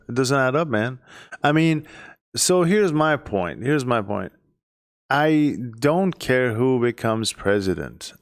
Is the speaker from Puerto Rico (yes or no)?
no; Iran; moved away as an adult; I am from Iran. I've been here for less than ten years.